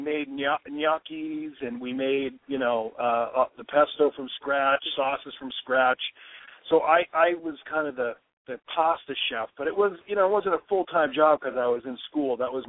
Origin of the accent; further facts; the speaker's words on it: Waltham, Massachusetts, United States; In my hometown, Waltham, we have a restaurant called the Chateau